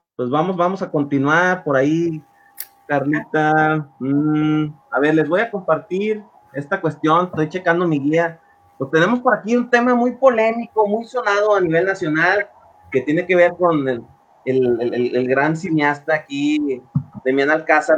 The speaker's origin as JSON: {"language": "Spanish", "country": "Mexico", "said": "en mi país"}